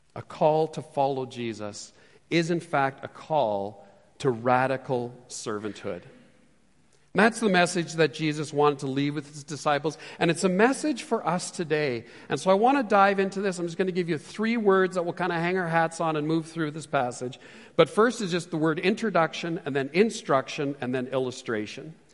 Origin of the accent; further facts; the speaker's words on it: Edmonton, Alberta, Canada; also born or lived in Calgary; I was born and raised here in Edmonton